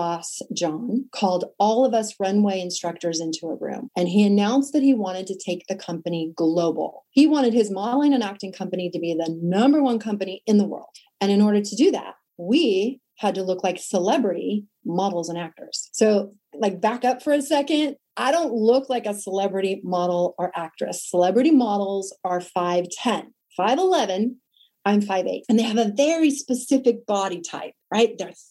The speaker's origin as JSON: {"language": "English", "town": "Sacramento", "region": "California", "country": "United States", "tie": "born or raised there", "said": "I was modeling and acting by day in my hometown of Sacramento"}